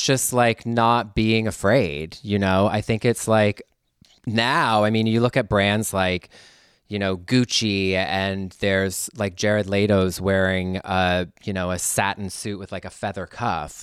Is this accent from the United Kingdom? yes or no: no; Canada; moved away as an adult; now in Los Angeles, United States; go back to th, my homeland as a Canadian